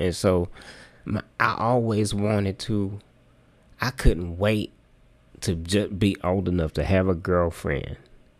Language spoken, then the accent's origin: English; Jackson, United States; growing up in Jackson